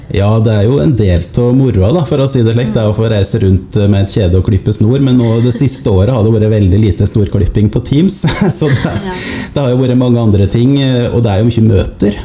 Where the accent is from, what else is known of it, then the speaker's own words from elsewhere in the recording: Otta, Innlandet, Norway; now in Lillehammer, Norway; jeg er fra Otta. Bor nå på Lillehammer